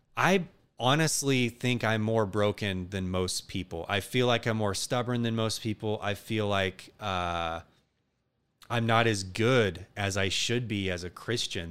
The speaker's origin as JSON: {"language": "English", "area": "outside of Seattle", "region": "Washington", "country": "United States", "tie": "born or raised there", "also_born_or_lived": "Garland, Texas", "said": "We moved from the, uh, South, specifically Dallas, Texas area, Garland, to the Northwest outside of Seattle, where it rains all the time and constantly. But it's beautiful, but it's depressing. And I grew up there"}